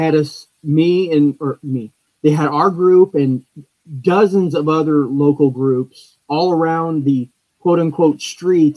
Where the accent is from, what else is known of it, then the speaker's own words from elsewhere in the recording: Delphos, Ohio, United States; I'm from Delphus